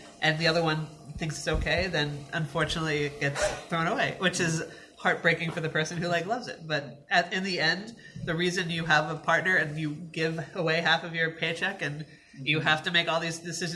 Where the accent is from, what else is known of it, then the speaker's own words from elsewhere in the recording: New Jersey, United States; I was born in New Jersey and my family is like very like we yell and scream at each other